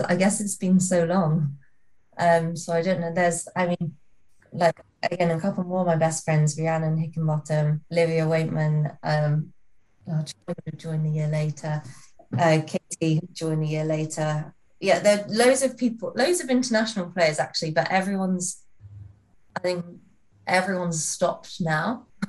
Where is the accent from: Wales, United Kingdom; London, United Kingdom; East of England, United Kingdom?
Wales, United Kingdom; North; also born or lived in Leamington; I'm from North Wales, which is only half an hour away from Chester